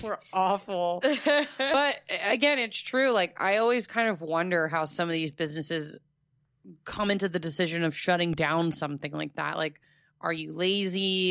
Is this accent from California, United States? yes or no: no; Fort Myers, Florida, United States; in my hometown, that's where he created it, and there's the Thomas Edison and Henry Ford Winter Estates